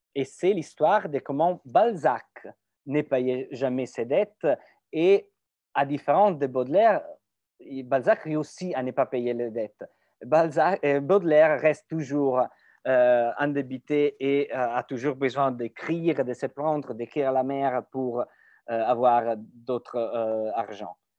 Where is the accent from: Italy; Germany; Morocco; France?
Italy; French is a second language; en tant qu'Italien